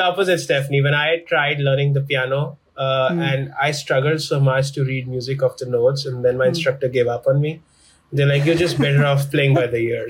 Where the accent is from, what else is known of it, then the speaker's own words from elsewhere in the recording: New Delhi, Delhi, India; moved away as an adult; now in Chicago, United States; I was born and raised in New Delhi, in India.